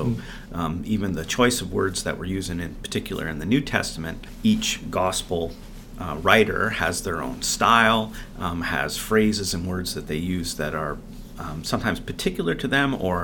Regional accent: Canada; growing up in Canada and knowing a little bit of French and English together

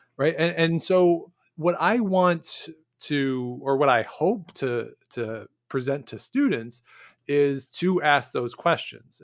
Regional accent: Ontario, Canada; I'm from Ontario

